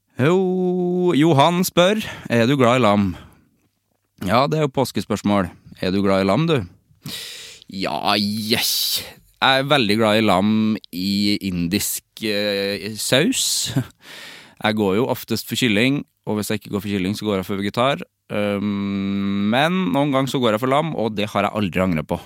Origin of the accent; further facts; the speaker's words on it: Norway; also born or lived in Sweden; som nordmann